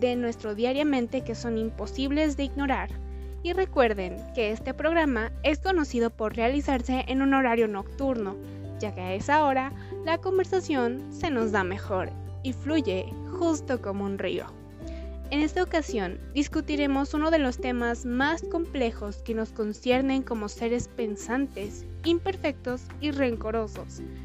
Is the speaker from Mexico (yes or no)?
yes; Puebla, Mexico; Tengo 17 años, nací en Puebla y estudio en el Instituto Oriente.